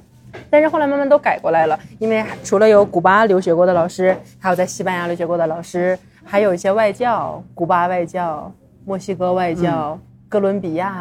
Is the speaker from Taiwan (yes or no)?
no; China; now in Mexico; 看着我是中国人